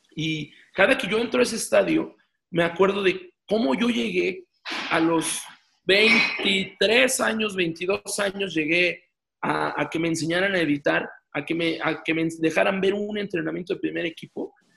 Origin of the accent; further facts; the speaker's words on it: Mexico; aquí en mi país